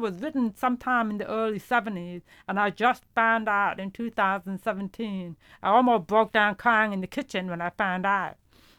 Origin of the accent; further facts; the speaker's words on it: Brooklyn, New York, United States; English is a second language; also born or lived in Hungary / Hopewell, New Jersey / Baltimore, Maryland; I was born in Hungary, and I came to the United States in 1973 when I was 7 years old. And we first lived in Brooklyn, New York for about 5 years before I moved to Hopewell, New Jersey.